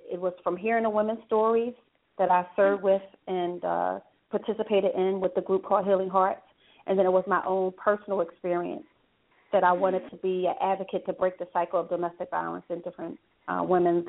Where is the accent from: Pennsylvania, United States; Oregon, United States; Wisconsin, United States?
Pennsylvania, United States; Philadelphia; I grew up in North Philadelphia, got saved in North Philadelphia